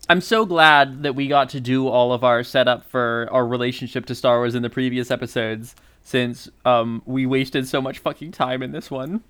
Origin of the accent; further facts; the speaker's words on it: Indiana, United States; We grew up in the same town as Adam Driver